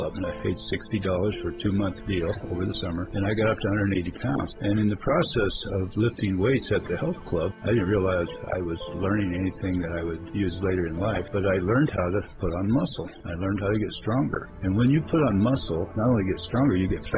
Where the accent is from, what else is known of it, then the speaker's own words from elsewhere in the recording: Arizona, United States; moved away as an adult; also born or lived in Colorado Springs; now in Nebraska, United States; I'm from Arizona.